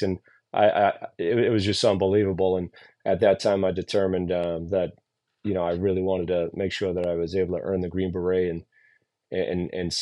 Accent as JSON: {"language": "English", "town": "Boston", "region": "Massachusetts", "country": "United States", "tie": "born or raised there", "said": "the neighborhood that I grew up in Dorchester in Boston"}